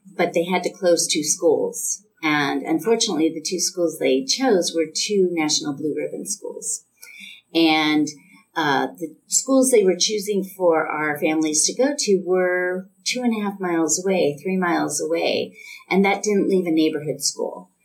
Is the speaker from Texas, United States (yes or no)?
no; Thousand Oaks, California, United States; I grew up in the Thousand Oaks area